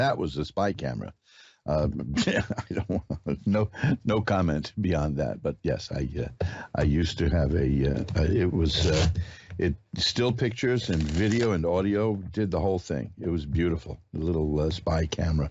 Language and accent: English; New York City, New York, United States; And I'm a native